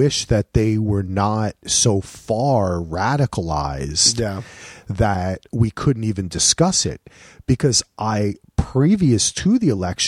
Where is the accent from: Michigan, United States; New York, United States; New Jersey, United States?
New Jersey, United States; now in Boston, United States; I'm from Jersey. I'm always thinking like, oh, I'm in Boston.